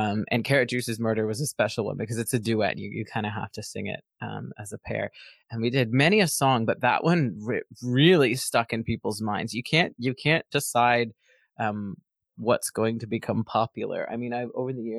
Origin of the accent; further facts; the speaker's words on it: Kingston, Ontario, Canada; my hometown, Kingston, Ontario